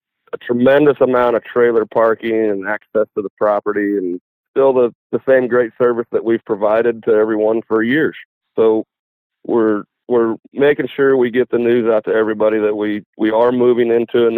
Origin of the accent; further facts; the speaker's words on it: Sioux Falls, South Dakota, United States; now in Kansas City, United States; I was born in Sioux Falls, South Dakota